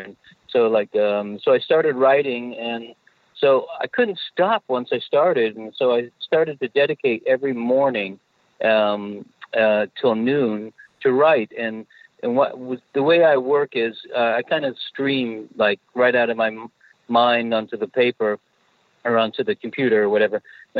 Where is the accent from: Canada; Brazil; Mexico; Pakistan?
Canada; moved away as an adult; also born or lived in Manchester, England; So, yeah, I was born in Manchester, England, and my parents immigrated to Canada when I was four. So I kind of grew up Canadian. But then I only stayed in Canada till I was 20, and then I got out of here.